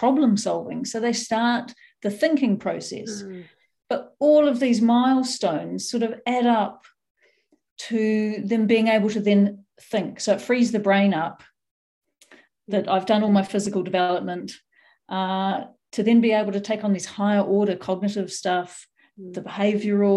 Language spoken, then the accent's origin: English; New Zealand; I grew up in New Zealand, so we were barefoot quite a lot.